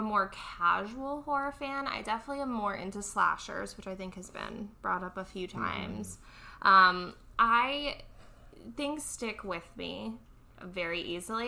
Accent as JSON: {"language": "English", "town": "Tampa", "region": "Florida", "country": "United States", "tie": "born or raised there", "said": "growing up in Tampa"}